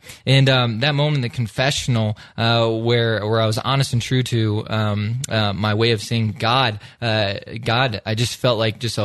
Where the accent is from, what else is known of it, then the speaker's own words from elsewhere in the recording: Iowa, United States; moved away; I grew up in the great state of Iowa